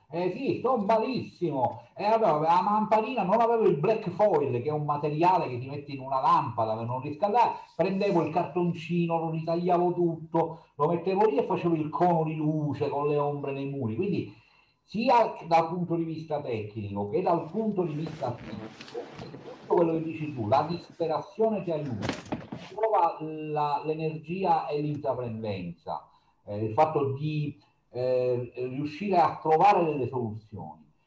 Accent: Sicily, Italy; la mia terra

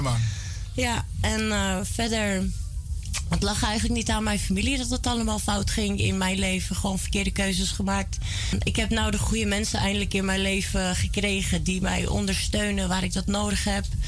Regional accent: Almere, Flevoland, Netherlands; born or raised there; also born or lived in Amsterdam / Belgium

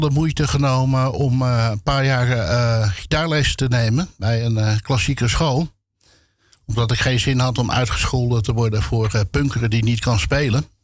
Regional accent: Amsterdam, North Holland, Netherlands; Ik heb geen Amsterdams accent. Eh, zeggen een hoop mensen. Ik ben mij daar zelf niet echt van bewust. Ik hoor het ook niet, maar. Nee. Klein, klein beetje misschien.

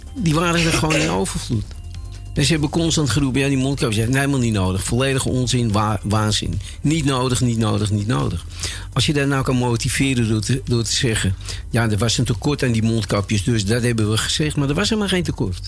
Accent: Amsterdam, North Holland, Netherlands; Ik ben opgegroeid op de Nieuwmarkt

